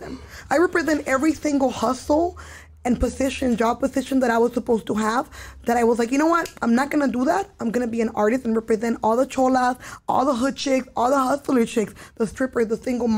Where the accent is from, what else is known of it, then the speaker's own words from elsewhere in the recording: Los Angeles, California, United States; growing up in East LA, there's so many murals everywhere.